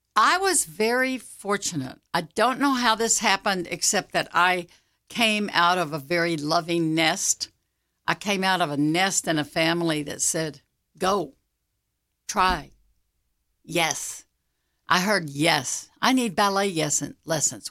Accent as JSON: {"language": "English", "town": "Fort Worth", "region": "Texas", "country": "United States", "tie": "born or raised there", "said": "Fort Worth is my hometown"}